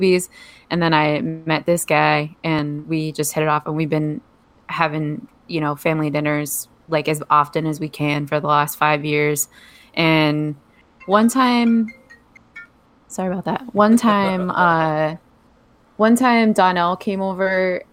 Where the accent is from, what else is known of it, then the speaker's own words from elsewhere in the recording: New Jersey, United States; moved away as an adult; also born or lived in Colorado; now in Maui, United States; I'm from New Jersey. Very proud to be from New Jersey. It's got a lot to do with me as a human. I grew up there.